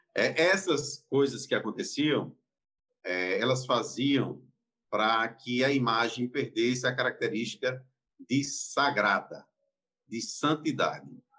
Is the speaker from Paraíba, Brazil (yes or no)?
yes; Campina Grande, Paraíba, Brazil; eu nasci em Campina Grande, vim em Campina Grande, e lá não tinha judeu